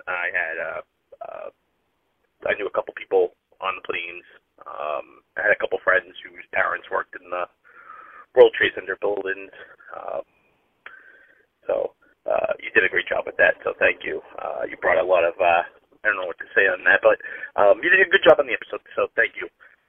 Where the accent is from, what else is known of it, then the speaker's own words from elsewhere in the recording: Bridgewater, Massachusetts, United States; I'm from Bridgewater, Massachusetts, just south of Boston.